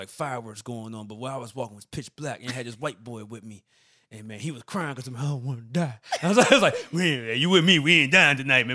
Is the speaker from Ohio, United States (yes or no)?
no; Durham, North Carolina, United States; I'm from Durham, North Carolina sometimes, man. That's my family